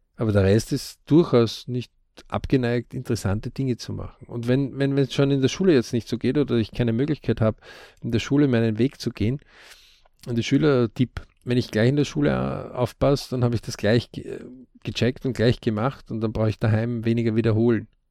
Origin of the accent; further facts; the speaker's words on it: Austria; bei uns in Österreich.